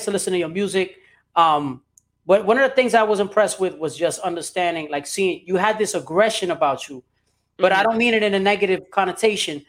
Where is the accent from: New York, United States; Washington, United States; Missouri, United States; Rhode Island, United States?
New York, United States; New York City; I'm from New York. I grew up in Brooklyn.